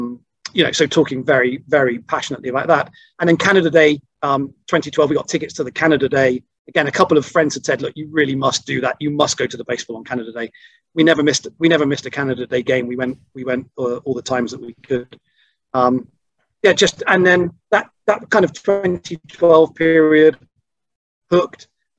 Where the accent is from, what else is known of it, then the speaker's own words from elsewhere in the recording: Bristol, South West England, United Kingdom; accent: Bristolian; And my Bristolian accent very quickly disappeared from that.